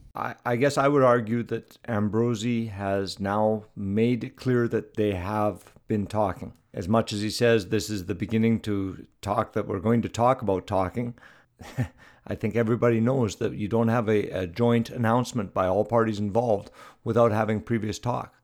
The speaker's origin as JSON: {"language": "English", "country": "Canada"}